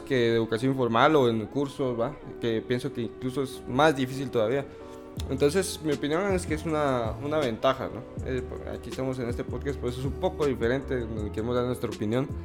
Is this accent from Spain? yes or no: no; Guatemala; que es nuestro país, para los que no lo saben, somos de Guatemala.